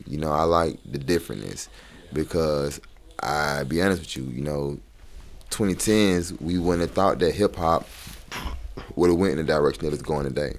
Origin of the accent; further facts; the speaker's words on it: Atlanta, Georgia, United States; I'm from Atlanta